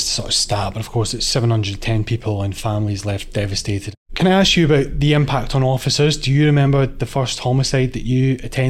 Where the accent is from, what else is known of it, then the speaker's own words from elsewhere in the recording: Glasgow, Scotland, United Kingdom; my hometown in Glasgow. When I was growing up on an inner city housing estate